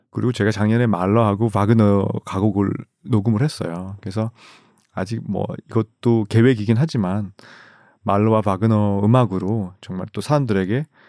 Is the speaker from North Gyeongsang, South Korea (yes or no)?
yes; Gimcheon, North Gyeongsang, South Korea; moved away; 제 고향이 김천이지 않습니까